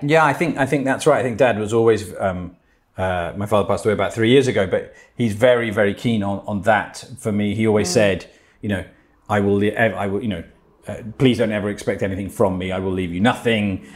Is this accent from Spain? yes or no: yes; Spain; moved away; also born or lived in Menorca / England; I'm Spanish. I was born in Menorca. Um, I grew up in Spain, but um, from an English mum and a Spanish father